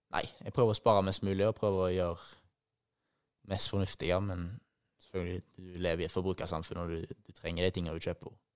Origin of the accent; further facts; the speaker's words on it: Haugesund, Rogaland, Norway; moved away as an adult; also born or lived in Bergen; now in Poznań, Poland; det jeg hadde her hjemme i Haugesund